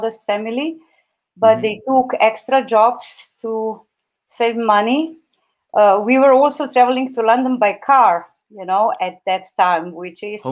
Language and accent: English; Slovenia; my home country, Slovenia